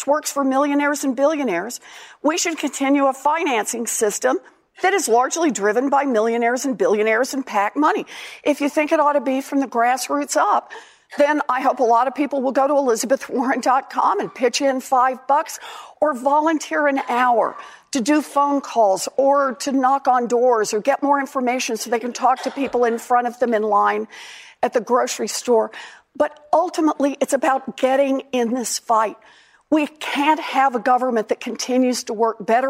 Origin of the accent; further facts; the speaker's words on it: Oklahoma, United States; moved away; I was born and raised in Oklahoma